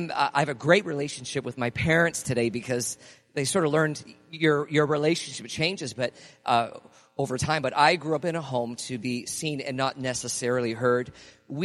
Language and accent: English; Canada; as Canadian kids growing up, tings was not in our language.